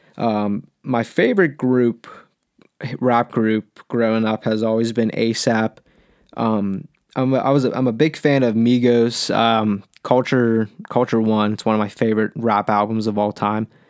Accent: Pittsburgh, Pennsylvania, United States; been born and raised in Pittsburgh all my life

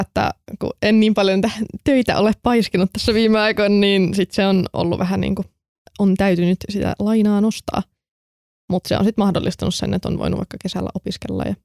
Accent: Kokkola, Central Ostrobothnia, Finland; moved away as an adult; now in Turku, Finland; mä oon sitten tullut Kokkolasta, tai tarkemmin Kälvieltä

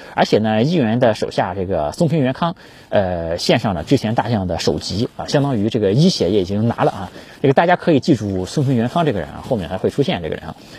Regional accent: China; 我们中国人

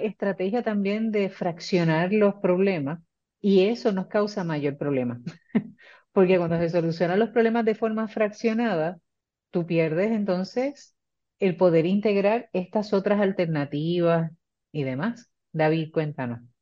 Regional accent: Puerto Rico; somos pueblo puertorriqueño

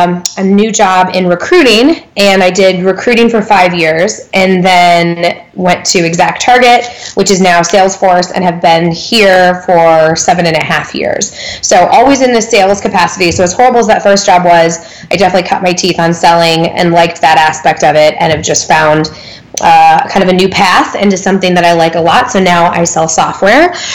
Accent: Galesburg, Illinois, United States; moved away as an adult; also born or lived in Greencastle, Indiana; now in Indianapolis, United States; So I grew up in Galesburg, Illinois, which is a town of like 35,000 in West Central. So like almost by Iowa.

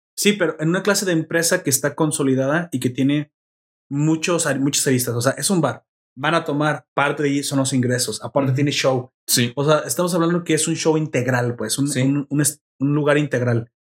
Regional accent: Mexico; Me representa como mexicano

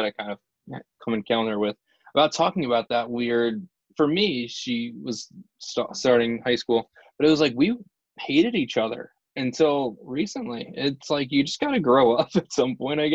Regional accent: New Jersey, United States; I am from right across the bridge in New Jersey

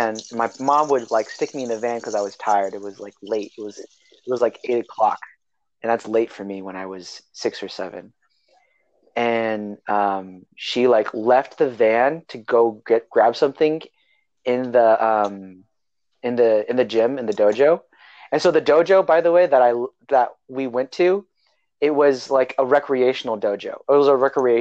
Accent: Salinas, California, United States; also born or lived in Hayward, California; my parents moved back to their hometown, Salinas, California. And I lived in Salinas, California for 8 years of my life.

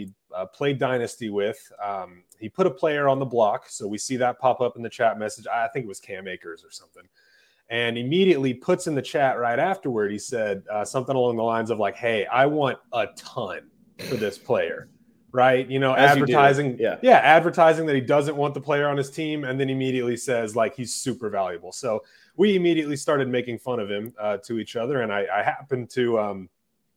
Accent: Wichita, Kansas, United States; I'm from Wichita, Kansas

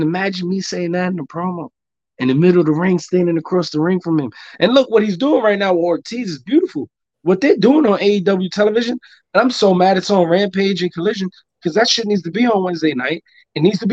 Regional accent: New York City, New York, United States; I'm from Spanish Harlem

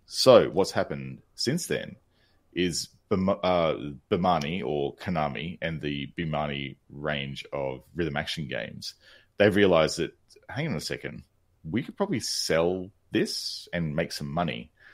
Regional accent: Australia; I'm Australian

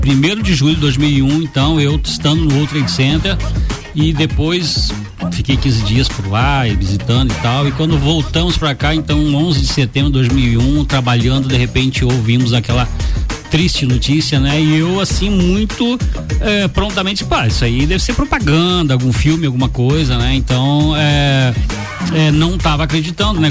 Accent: Lages, Santa Catarina, Brazil; also born or lived in Rio Rufino; eu, Lajano, nato praticamente, porque eu nasci no Rio

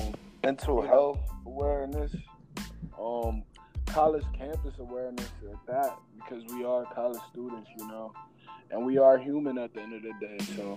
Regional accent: Camden, New Jersey, United States; I'm from Camden.

